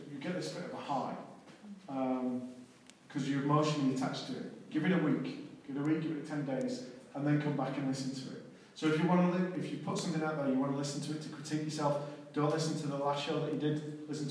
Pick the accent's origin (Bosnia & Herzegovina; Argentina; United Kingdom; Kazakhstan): United Kingdom; Manchester, North West England; I'm born and bred in Manchester